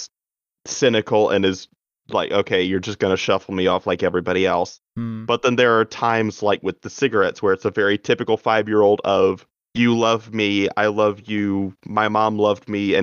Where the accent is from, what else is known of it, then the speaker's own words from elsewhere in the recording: North Carolina, United States; I'm from North Kakalaki